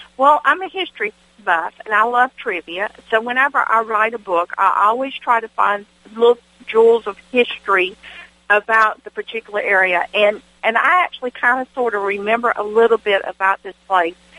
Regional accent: Washington, Georgia, United States; the little country church I grew up in in Washington, Georgia. I grew up in the rural part of Wilkes County

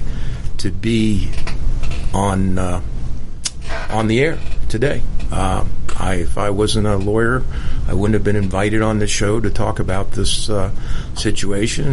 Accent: Washington, District of Columbia, United States; moved away as an adult; now in Atlanta, United States; I was born in Washington, D.C., and grew up there, and lived through a lifetime there before I moved to Atlanta

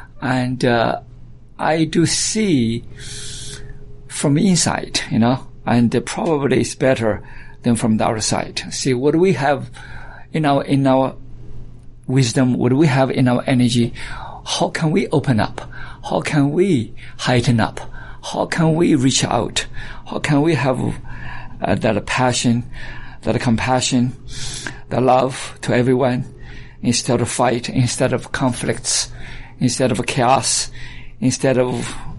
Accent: China; also born or lived in Alabama / Georgia / Texas / California; now in United States; And yes, I came from China, but I live most of my life in the United States, and I consider myself as Alabamian, and of course partially Georgia, and I stayed in Houston, and from Texas a while, and California for a while.

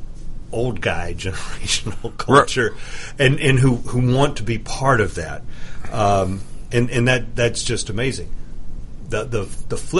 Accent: United States; I'm going to speak as an American because that's what I am

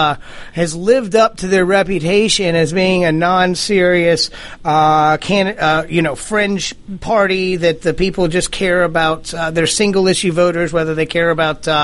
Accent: the South, United States; we grew up in the South

